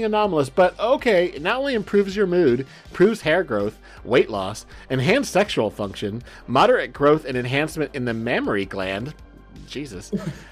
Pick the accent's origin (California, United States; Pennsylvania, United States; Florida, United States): California, United States; Southern; I'm from Southern California